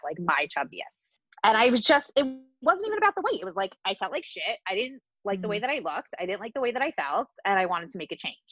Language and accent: English; New Jersey, United States; Growing up, I grew up in New Jersey and like in the 80s and the 90s.